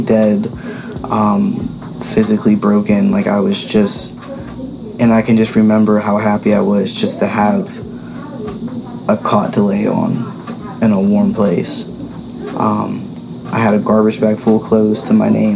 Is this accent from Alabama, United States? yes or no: no; Pittsburgh, Pennsylvania, United States; I'm from the Pittsburgh area, born and raised